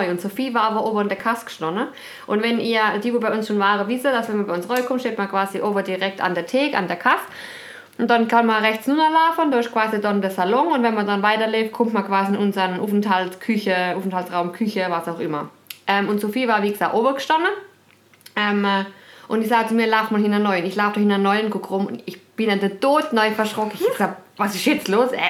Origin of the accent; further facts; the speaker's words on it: Freiburg, Baden-Württemberg, Germany; ich bin in Freiburg aufgewachsen.